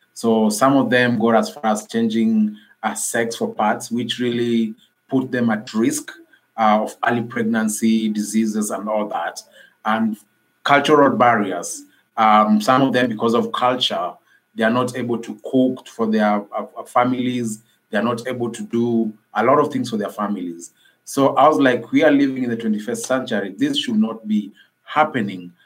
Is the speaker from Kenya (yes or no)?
yes; Nairobi, Kenya; i am from nairobi kenya I grew, I grew up in an informal settlement in Nairobi called uh, Kibera Slum